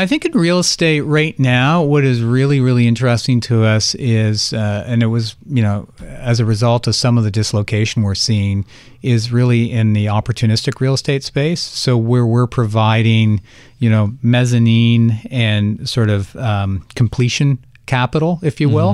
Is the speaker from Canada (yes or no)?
yes; Canada; I'm Canadian and I did take French for twelve years